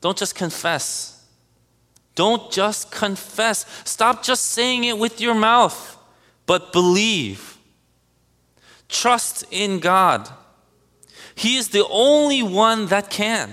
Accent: United States; One thing I am very proud of as an American

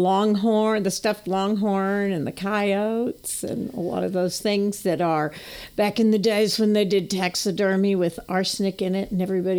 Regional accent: Amarillo, Texas, United States; Growing up in Amarillo, I was born in 55.

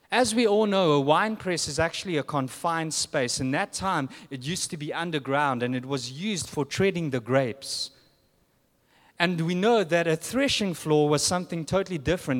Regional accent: South Africa; moved away; I'm from South Africa.

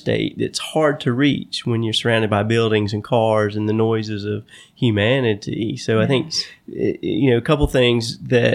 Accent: Stanly County, North Carolina, United States; I grew up in Stanley County in a rural area

